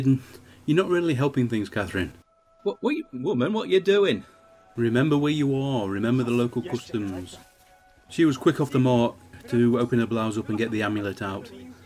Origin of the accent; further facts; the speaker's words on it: Egypt; I am from Egypt. Therefore, I understand Egyptian.